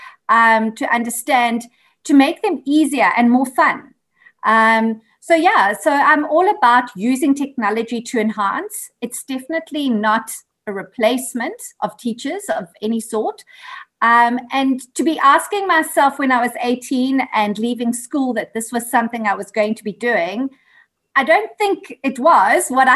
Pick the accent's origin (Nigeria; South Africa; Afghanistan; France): South Africa; Durban, KwaZulu-Natal; moved away as an adult; now in Johannesburg, South Africa; I'm a Durban girl. Still love my hometown, but I've made Johannesburg my home for the last 16 years.